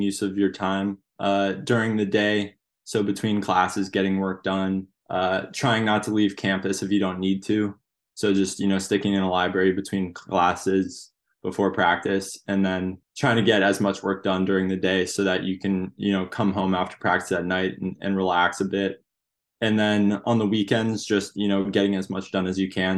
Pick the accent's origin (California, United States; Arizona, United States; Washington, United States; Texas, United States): Washington, United States; Seattle; also born or lived in New Jersey; I moved to Seattle in first grade